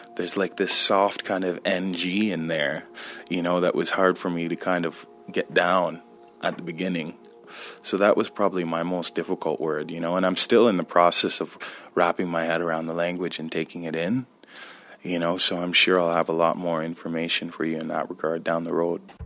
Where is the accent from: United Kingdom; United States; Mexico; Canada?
Canada; Six Nations, Ontario; I'm Mohawk, Turtle Clan, Haudenosaunee, and I'm from Six Nations